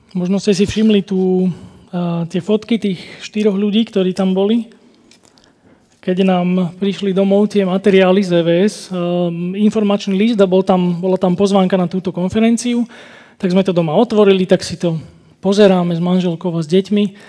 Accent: Slovakia; u nás na Kopaniciach sa tomu hovorí, že moja huba predbieha môj rozum

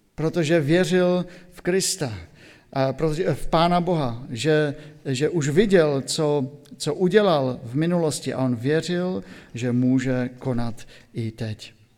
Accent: Silesia, Czechia; now in Oldřichovce, Slovakia; u nás na Slesku

